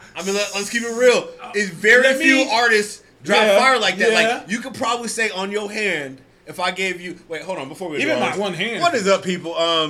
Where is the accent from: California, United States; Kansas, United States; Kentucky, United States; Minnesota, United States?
California, United States; San Francisco; moved away; Born and raised in San Francisco, California.